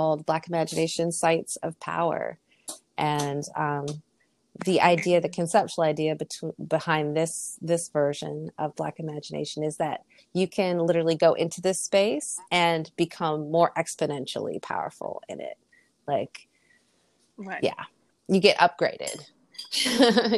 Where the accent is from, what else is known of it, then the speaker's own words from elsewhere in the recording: Canada; Being Canadian, thought that, oh, those years of French that I had growing up, that'll cover me